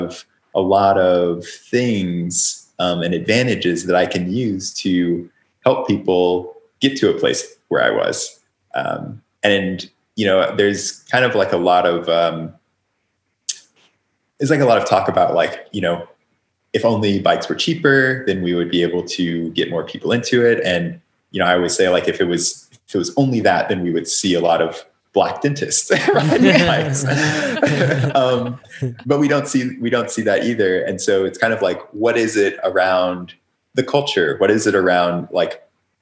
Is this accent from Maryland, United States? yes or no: no; Oklahoma, United States; moved away; also born or lived in California; when I was growing up in Oklahoma